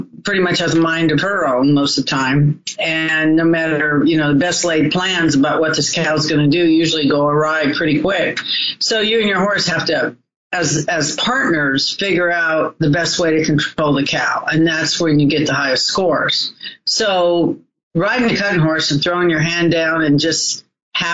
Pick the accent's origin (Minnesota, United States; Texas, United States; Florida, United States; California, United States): California, United States; Southern; I was raised in Southern California.